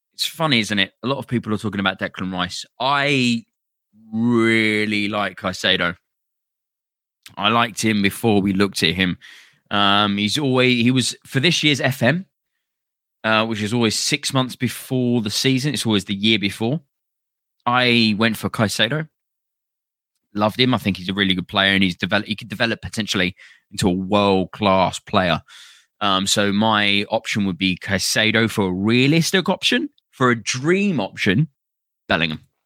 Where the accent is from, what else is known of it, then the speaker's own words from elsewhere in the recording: London, United Kingdom; moved away as an adult; also born or lived in Finchley, London / near Derby; now in Derby, United Kingdom; I'm from London. Uh, I'm from Finchley. I grew up in Camden